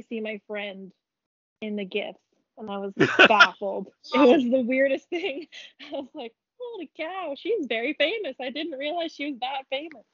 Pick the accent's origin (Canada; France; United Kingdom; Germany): Canada; in Canada, just like we're from the whole country.